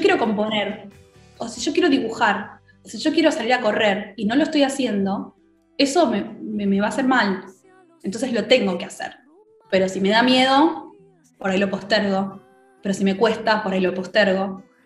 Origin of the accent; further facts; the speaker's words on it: Argentina; como argentinos que somos